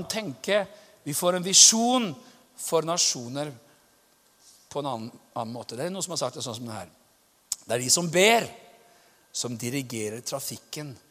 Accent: Pakistan; now in Norway; Jeg kommer fra Pakistan.

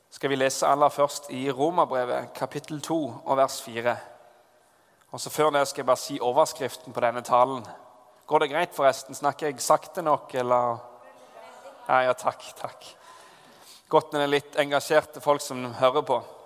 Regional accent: Southwestern Norway, Norway; moved away; Da jeg har vokst opp på Sør-Vestlandet, og der på en gård

